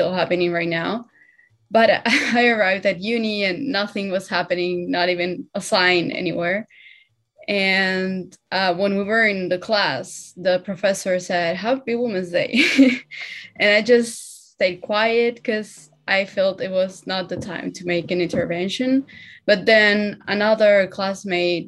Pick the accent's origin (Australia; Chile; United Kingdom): Chile; moved away; I'm from Chile originally.